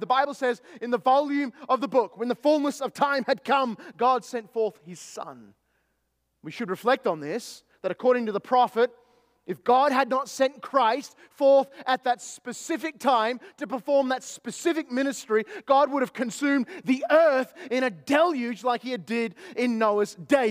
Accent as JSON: {"language": "English", "country": "Australia", "tie": "born or raised there", "moved": "yes", "lives_now": "East Texas, United States"}